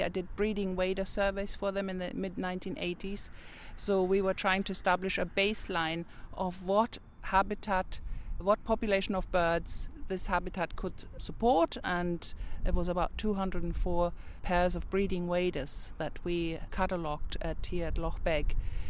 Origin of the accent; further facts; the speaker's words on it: Germany; English is a second language; moved away as an adult; now in Northern Ireland, United Kingdom; I came from Germany and I thought, this is unbelievable. Northern Ireland is like paradise. I was a young person then. I was about 20. I had worked in Germany in conservation.